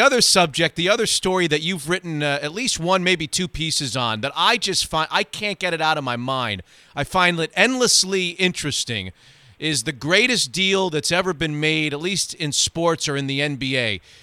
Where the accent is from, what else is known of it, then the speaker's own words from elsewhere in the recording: South Florida, United States; I'm from South Florida